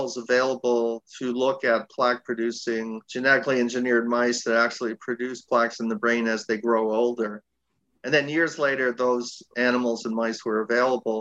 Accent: Toronto, Ontario, Canada; moved away as an adult; also born or lived in Seattle, United States; I'm originally from Toronto, Canada

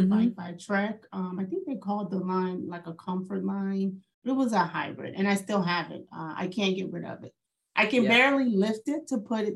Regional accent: St. Louis, Missouri, United States; moved away; So I'm from St. Louis originally

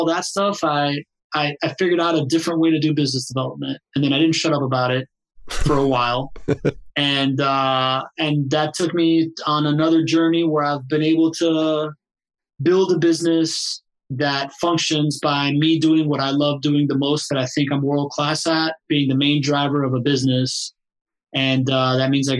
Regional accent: Miami, Florida, United States; English is a second language; also born or lived in Venezuela / Spain / Southern California; I moved to Miami at a young age. Grew up, and then we lived in Spain for a while. Then came back to Miami, and I grew up there

